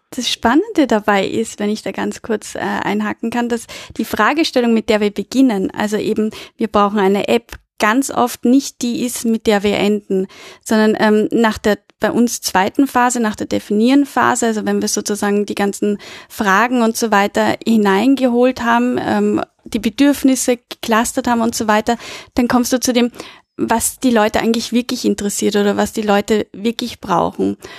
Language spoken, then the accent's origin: German; Vienna, Austria; Ich komme aus Wien